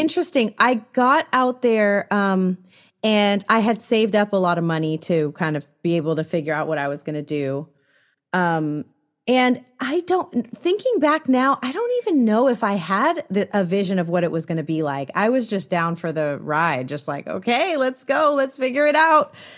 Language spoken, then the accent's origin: English; San Francisco Bay Area, California, United States; now in Los Angeles, United States; I'm from the San Francisco Bay Area, so not too far, but definitely a world away still.